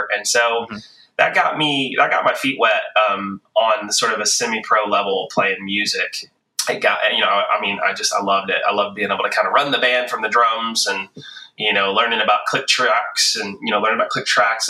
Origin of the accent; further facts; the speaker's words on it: the South, United States; moved away as an adult; also born or lived in High Point, North Carolina / Nashville, Tennessee / Los Angeles, California; growing up in the South, the Bible Belt